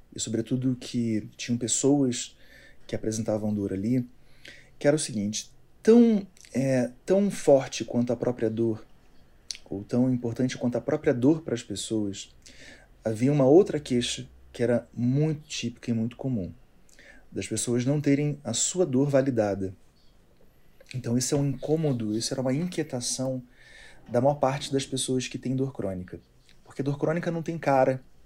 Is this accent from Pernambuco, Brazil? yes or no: no; Niterói, Rio de Janeiro, Brazil; moved away as an adult; now in Brasília, Brazil; Sou da cidade de Niterói, lá no Rio de Janeiro